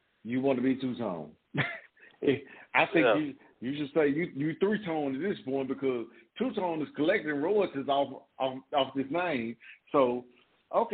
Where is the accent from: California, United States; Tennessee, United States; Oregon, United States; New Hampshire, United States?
Tennessee, United States; Memphis; I'm from South Memphis.